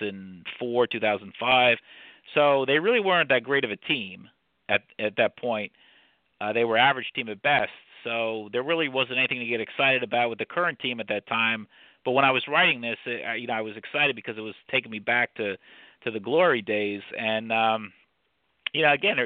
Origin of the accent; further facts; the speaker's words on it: New Jersey, United States; now in Lehigh Valley, United States; I'm from Jersey